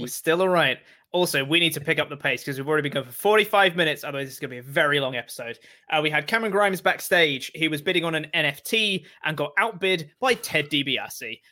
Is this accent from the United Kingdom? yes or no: yes; England, United Kingdom; as an English man